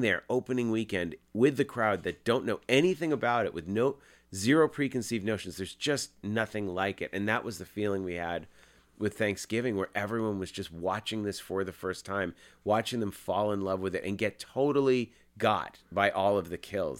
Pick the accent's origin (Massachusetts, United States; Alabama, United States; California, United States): Massachusetts, United States; my best friend, Jeff Rendell, we grew up in Massachusetts